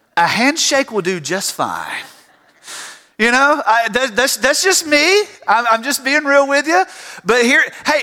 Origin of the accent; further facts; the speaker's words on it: Tifton, Georgia, United States; now in Fairburn, United States; I grew up in Tifton, Georgia.